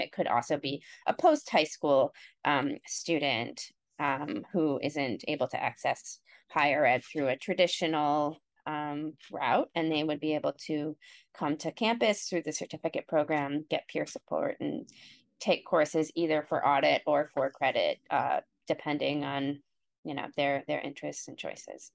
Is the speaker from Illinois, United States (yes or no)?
no; Cleveland, Ohio, United States; now in Montclair, United States; I grew up in Ohio and um, in the Cleveland area.